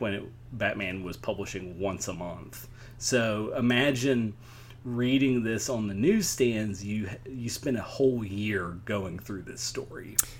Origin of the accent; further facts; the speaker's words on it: Tennessee, United States; my home state